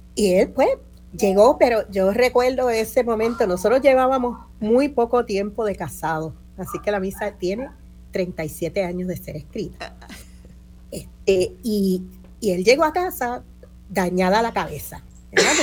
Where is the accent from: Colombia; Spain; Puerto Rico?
Puerto Rico; Aquí somos puertorriqueños y puertorriqueñas